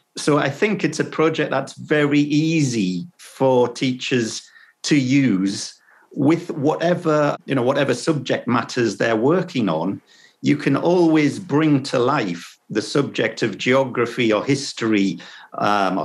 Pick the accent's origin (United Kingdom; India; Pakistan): United Kingdom; Sunderland, North East England; my hometown, which is in the northeast of England, uh, in Sunderland, it's called